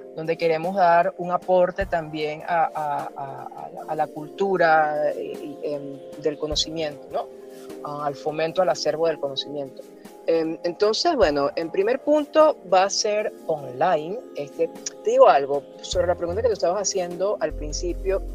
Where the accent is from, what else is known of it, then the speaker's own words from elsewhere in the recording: Venezuela; soy venezolano, me siento latinoamericano